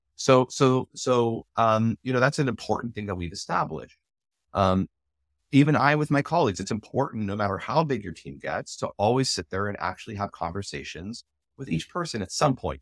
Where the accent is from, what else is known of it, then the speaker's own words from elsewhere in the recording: United States; I'm also South African. I'm born in America. I'm an American. I have a U S passport. I was born with one. But my parents are South African